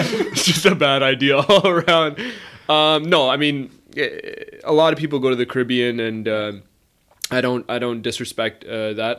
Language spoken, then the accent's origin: English; Brampton, Ontario, Canada; I was born and raised in Brampton